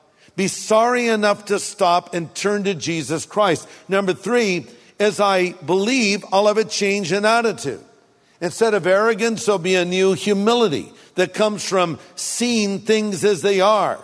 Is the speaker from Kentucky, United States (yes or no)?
no; California, United States; I grew up here in California, ate hamburgers, french fries